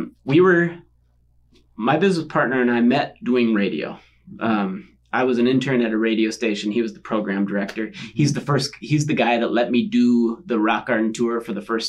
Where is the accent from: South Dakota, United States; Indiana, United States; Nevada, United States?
South Dakota, United States; 30 miles south of Sioux Falls; So I'm a farm kid. I grew up 30 miles south of Sioux Falls.